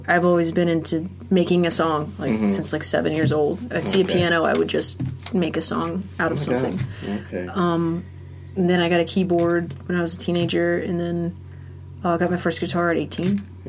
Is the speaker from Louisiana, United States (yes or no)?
no; Florida, United States; moved away; also born or lived in Norfolk, Virginia / Boca Raton, Florida / Columbus, Georgia / Athens, Georgia; I grew up in Florida. Mostly.